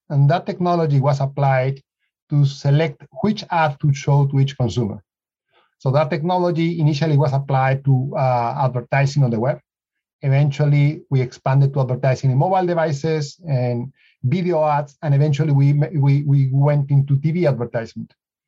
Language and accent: English; Lima, Peru; now in United States; Well, Lima's in the coast. And so right now we are in summer, so people are going to the beach.